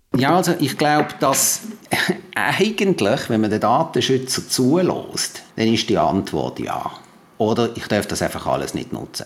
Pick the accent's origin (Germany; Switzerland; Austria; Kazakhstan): Switzerland; bei uns in der Schweiz